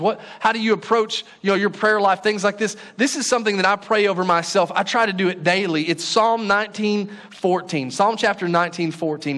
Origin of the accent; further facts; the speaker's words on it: Paris, Texas, United States; the church that I grew up in Paris, Texas